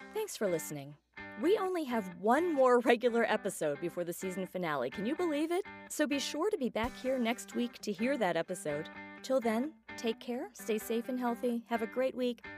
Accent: Johnstown, Pennsylvania, United States; my hometown of Johnstown, Pennsylvania

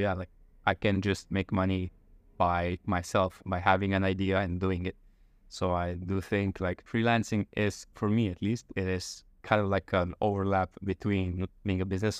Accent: Slovenj Gradec, Slovenia; moved away as an adult; also born or lived in Ljubljana, Slovenia; now in Chiang Mai, Thailand; from a very small town called Slovengrad. It's like 9,000 people. And I lived there until like high school. Then I moved to the capital, Ljubljana

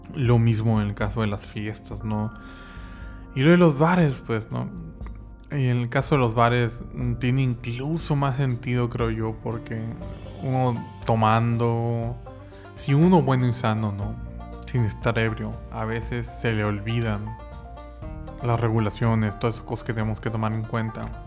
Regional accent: Mexico; el estado eh, donde soy nativo

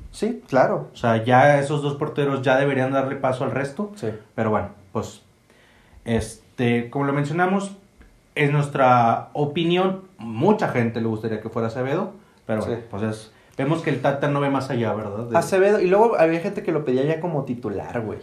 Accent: Mexico; como mexicano

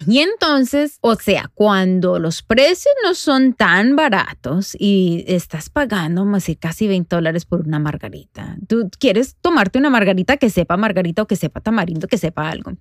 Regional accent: Medellín, Antioquia, Colombia; now in New Jersey, United States; Soy una mamá latina, nacida en Medellín, Colombia, aquí viviendo en Nueva Jersey

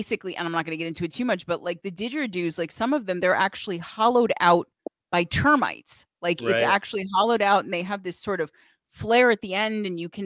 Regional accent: United States; I'm American

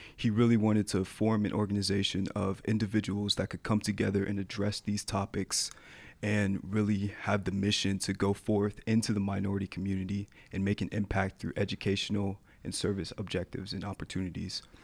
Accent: Atlanta, Georgia, United States; moved away; also born or lived in Colorado; I was born in Atlanta, Georgia

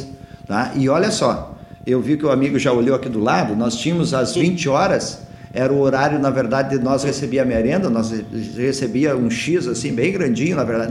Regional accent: Mata, Rio Grande do Sul, Brazil; also born or lived in Jaguari / Sapiranga; Eu sou natural da cidade de Mata, que fica na região da, de Santa Maria

